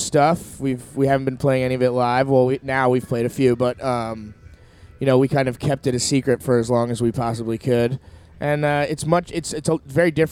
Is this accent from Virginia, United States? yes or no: no; New Jersey, United States; now in Vermont, United States; I'm originally from New Jersey, but I've lived in Vermont with these fellows for the last 12 years